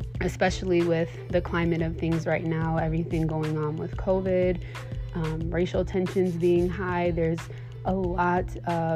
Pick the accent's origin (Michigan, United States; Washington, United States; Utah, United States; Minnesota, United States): Michigan, United States; I'm a Michigan native. Born and raised in Michigan